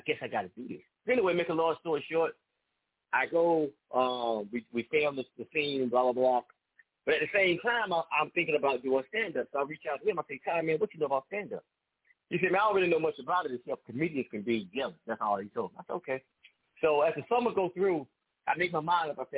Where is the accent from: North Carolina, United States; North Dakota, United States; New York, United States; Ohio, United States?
North Carolina, United States; Raleigh; now in Durham, United States; I'm from Raleigh, but I live in Durham.